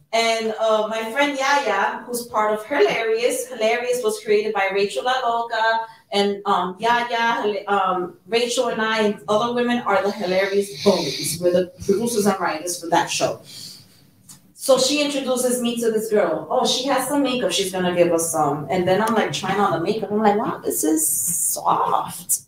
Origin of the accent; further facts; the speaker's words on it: New York City, New York, United States; also born or lived in Bronx; I was born and raised in Harlem, but I did live in the Bronx for ten years